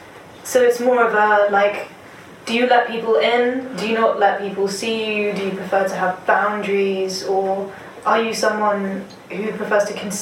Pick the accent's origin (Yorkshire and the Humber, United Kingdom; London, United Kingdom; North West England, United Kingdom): London, United Kingdom; I was born in Nunhead.